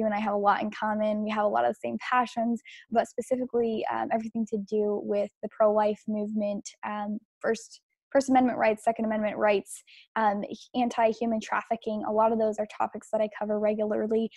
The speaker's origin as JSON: {"language": "English", "country": "Mexico", "tie": "born or raised there", "moved": "yes", "lives_now": "United States", "said": "I was born in Mexico, so I do have that dual citizenship"}